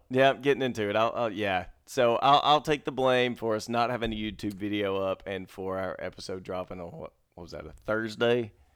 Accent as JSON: {"language": "English", "region": "Mississippi", "country": "United States", "moved": "yes", "lives_now": "Dallas, United States", "said": "I'm from Mississippi"}